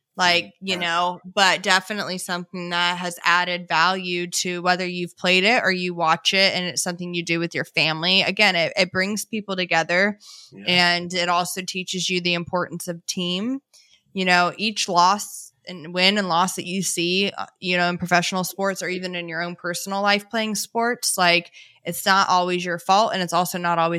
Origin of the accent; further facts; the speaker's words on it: Florida, United States; I'm from Florida and it's hot here